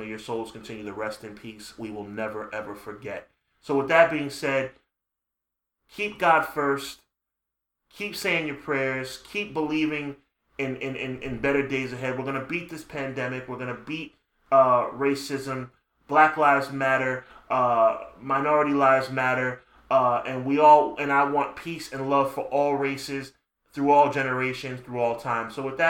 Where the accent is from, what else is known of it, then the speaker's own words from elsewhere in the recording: New York City, New York, United States; I am a New Yorker